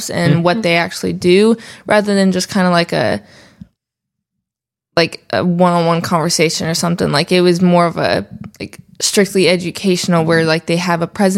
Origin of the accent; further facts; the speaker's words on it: Katy, Texas, United States; I'm from Texas